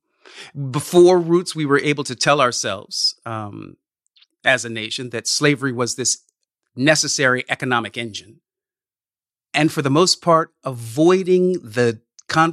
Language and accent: English; California, United States; I grew up in California and not in the Midwest